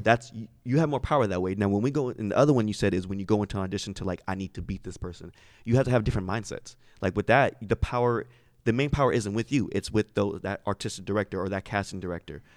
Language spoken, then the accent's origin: English; Sacramento, California, United States; I'm from Sacramento